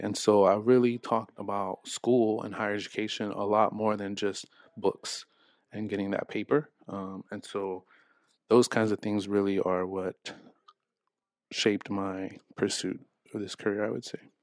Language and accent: English; Los Angeles, California, United States; moved away as an adult; I'm from Los Angeles, uh, from the San Fernando Valley, specifically in North Hollywood.